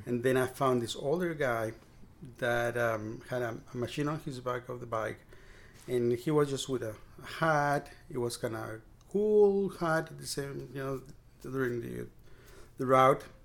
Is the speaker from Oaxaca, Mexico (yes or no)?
no; Mexico City, Mexico; moved away as an adult; also born or lived in Maryland / Key Biscayne, Florida; now in Brownsville, United States; I was uh, born and raised in Mexico City, and we never owned a car.